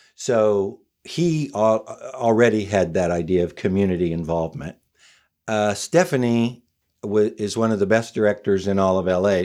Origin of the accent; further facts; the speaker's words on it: Oklahoma, United States; moved away as an adult; now in Los Angeles, United States; I was from Oklahoma, so I came out here to be an actor